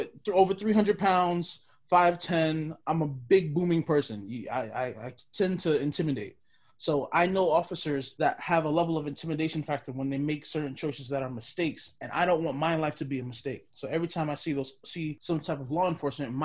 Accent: New York City, New York, United States; now in Ohio, United States; I'm currently living in Ohio, but I'm originally from Brooklyn, New York

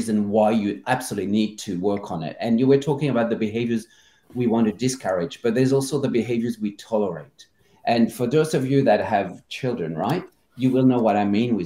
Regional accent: France; also born or lived in Australia / Asia; now in Amsterdam, Netherlands; I'm from France originally, spent half my life in Australia and in Asia

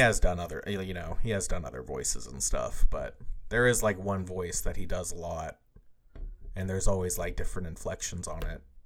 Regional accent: United States; we're American

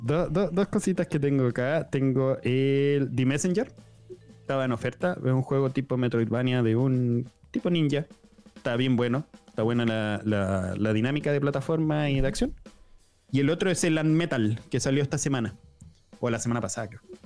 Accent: Chile; nosotros, como chilenos

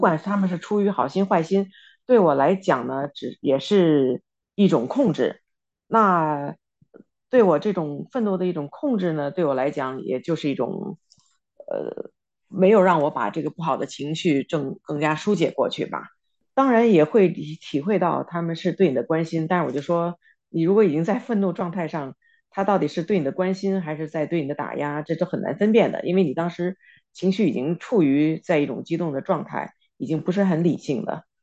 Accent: China; now in United States; 我们在中国长大

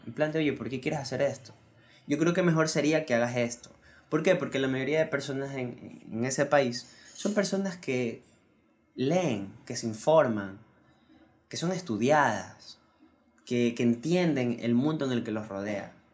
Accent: Ecuador; aquí en mi país, en Ecuador

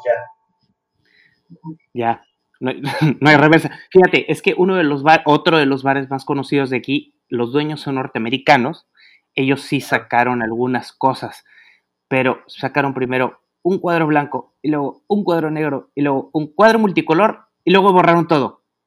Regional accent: Monterrey, Nuevo León, Mexico; moved away; de mi tierra allá en Monterrey

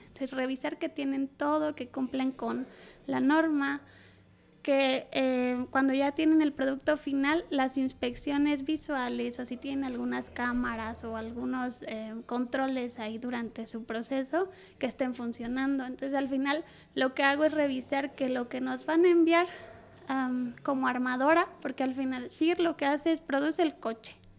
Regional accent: Mexico; moved away as an adult; now in Saudi Arabia; yo siendo mujer y mexicana

